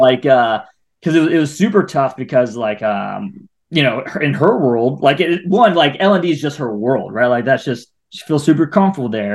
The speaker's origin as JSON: {"language": "English", "region": "Ohio", "country": "United States", "moved": "yes", "lives_now": "Atlanta, United States", "said": "I'm from Ohio"}